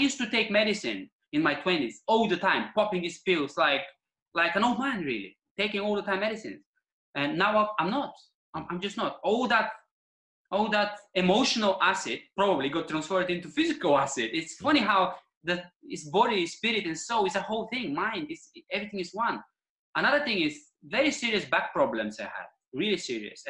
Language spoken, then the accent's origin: English; Bulgaria; English is a second language; moved away as an adult; now in Eastbourne, United Kingdom; as a boy, growing up in Bulgarian countryside